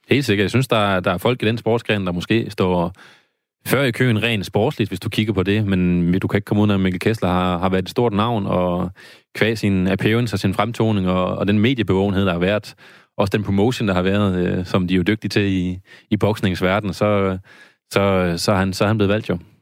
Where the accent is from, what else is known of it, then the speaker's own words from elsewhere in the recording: Randers, Central Denmark Region, Denmark; nu er jeg fra Randers.